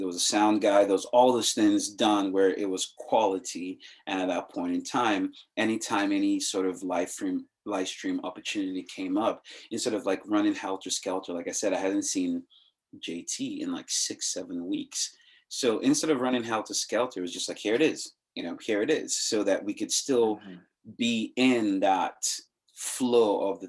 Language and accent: English; Nigeria; I'm growing up in the regime I grew up with in Nigeria